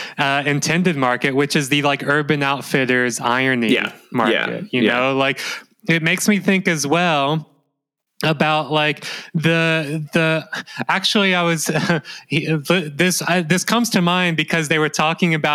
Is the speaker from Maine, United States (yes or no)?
no; Mississippi, United States; now in Melbourne, Australia; living in growing up in Mississippi